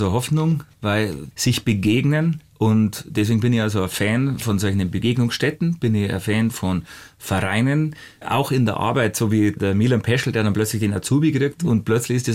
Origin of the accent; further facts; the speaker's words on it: Hausham, Bavaria, Germany; das ist für meinen Heimatort Hausham und, und dass man sich dann besser merken kann.